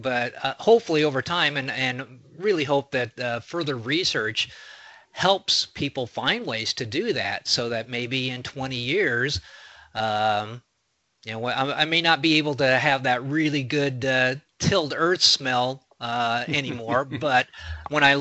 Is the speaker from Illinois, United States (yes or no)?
yes; Mason County, Illinois, United States; where I grew up in Mason County, it was on sand